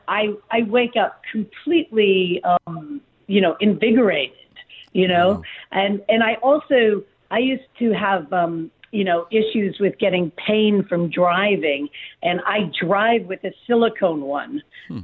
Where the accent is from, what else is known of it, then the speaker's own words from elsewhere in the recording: Malibu, California, United States; I grew up in Malibu